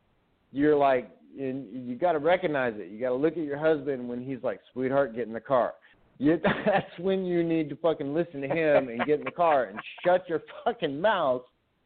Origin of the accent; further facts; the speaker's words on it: Nevada, United States; I'm from Nevada. I grew up there. I traveled back and forth, but I always returned to Nevada, and I'm born and raised.